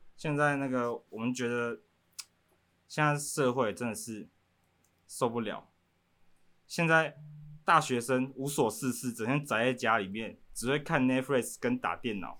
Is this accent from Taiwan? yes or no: yes; Banqiao, New Taipei, Taiwan; 一个从板桥来的少年